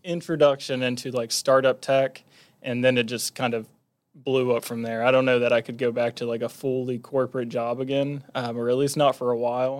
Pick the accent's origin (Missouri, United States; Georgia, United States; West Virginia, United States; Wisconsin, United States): West Virginia, United States; Huntington; I was born and raised in Huntington, was here until